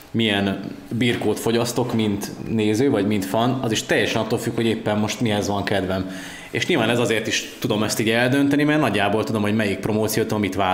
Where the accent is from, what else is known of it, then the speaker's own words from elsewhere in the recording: Budapest, Hungary; én is szuper Pesti